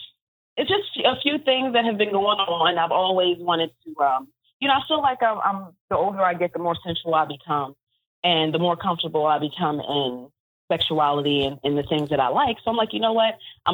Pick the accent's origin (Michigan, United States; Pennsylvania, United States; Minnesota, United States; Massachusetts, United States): Pennsylvania, United States; Philadelphia; I am from Philadelphia.